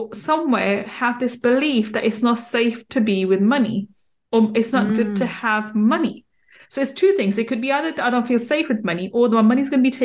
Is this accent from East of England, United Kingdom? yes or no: no; London, United Kingdom; we grew up in East London, so in a ghetto-like area in East London